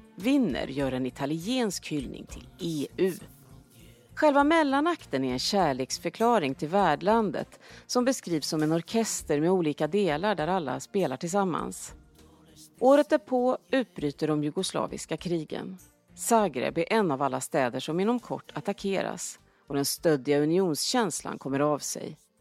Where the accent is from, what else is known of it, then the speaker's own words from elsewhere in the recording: Sweden; som svensk